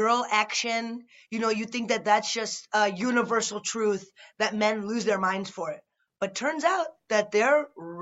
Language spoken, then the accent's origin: English; Chicago, Illinois, United States; I'm from Chicago.